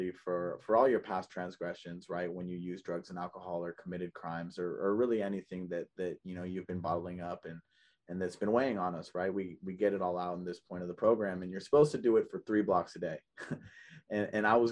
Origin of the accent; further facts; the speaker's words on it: Oakland, California, United States; I grew up in Oakland, California. I grew up in the Bay Area